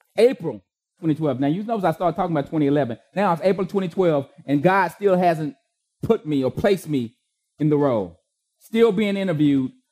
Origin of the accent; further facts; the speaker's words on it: Austin, Texas, United States; the East Austin I used to live